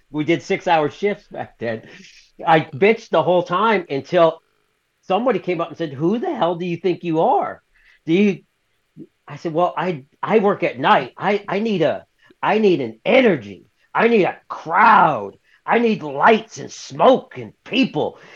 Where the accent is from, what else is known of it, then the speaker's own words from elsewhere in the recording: the South, United States; I'm from the South, so I was raised in the South